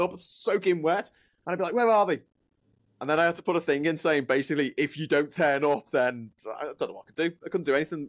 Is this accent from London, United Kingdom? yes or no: no; Liverpool, North West England, United Kingdom; accent: Scouse; my hometown of Liverpool